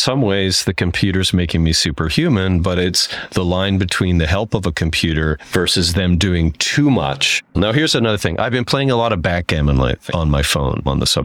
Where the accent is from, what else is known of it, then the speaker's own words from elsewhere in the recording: Saskatchewan, Canada; moved away; I'm not from Saskatoon. I'm from Saskatchewan.